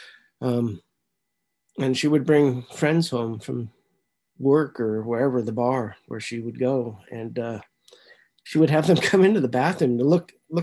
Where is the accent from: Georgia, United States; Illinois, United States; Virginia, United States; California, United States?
California, United States; San Francisco; I was born in San Francisco in 1963, St. Joseph's Hospital.